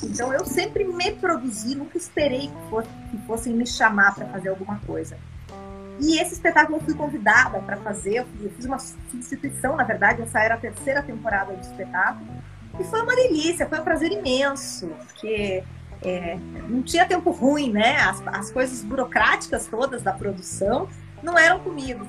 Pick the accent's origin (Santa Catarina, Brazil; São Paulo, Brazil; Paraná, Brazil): Paraná, Brazil; Guarapuava; eu nasci no interior, Tiago. Eu nasci numa cidade chamada Guarapuava, no Paraná